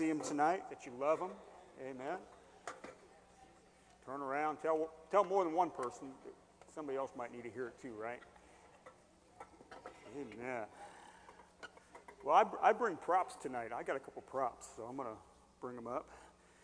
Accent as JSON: {"language": "English", "town": "Hershey", "region": "Pennsylvania", "country": "United States", "tie": "born or raised there", "also_born_or_lived": "Carlisle, Pennsylvania", "moved": "yes", "said": "I grew up in Hershey."}